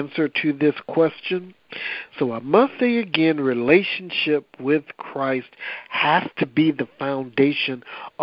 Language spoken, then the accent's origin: English; Rock Island, Illinois, United States; also born or lived in Quincy, Illinois / Davenport, Iowa; now in Wichita, United States; I was born in Quincy, Illinois, and raised in what is called the Quad Cities, which is like Rock Island, Illinois, and Davenport, Iowa